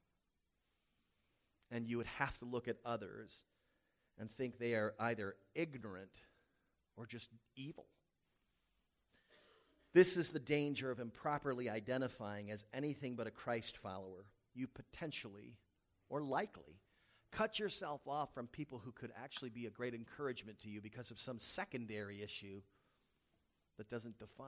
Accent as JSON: {"language": "English", "region": "the South", "country": "United States", "moved": "yes", "said": "I was from the South"}